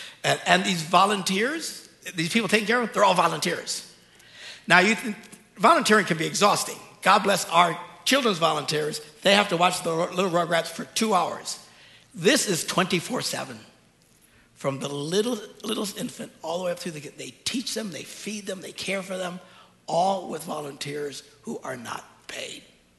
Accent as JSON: {"language": "English", "country": "United States", "said": "But we're Americans. We get scammed all the time."}